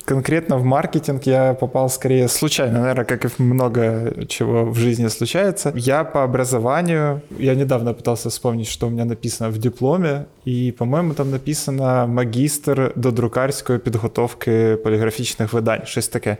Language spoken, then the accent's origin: Russian; Kharkiv, Kharkiv Oblast, Ukraine; я сам э, из Харькова